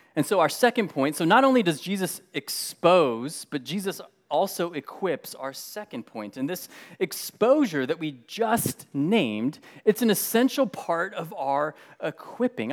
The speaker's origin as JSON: {"language": "English", "country": "United States", "tie": "born or raised there", "said": "being Mexican American, being born and raised here in the U S"}